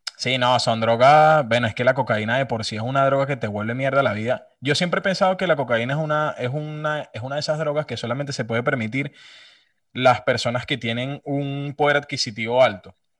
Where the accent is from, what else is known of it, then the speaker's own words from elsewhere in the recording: Venezuela; soy de Venezuela